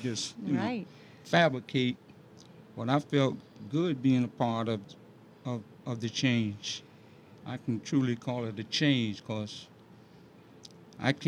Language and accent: English; Summerville, South Carolina, United States; also born or lived in Miami; I was born in Somerville, a place called Old Orangeburg Road